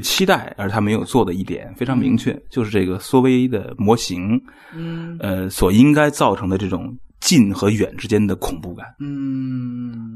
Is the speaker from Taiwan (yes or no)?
no; China; 我们中国人感觉是凄厉的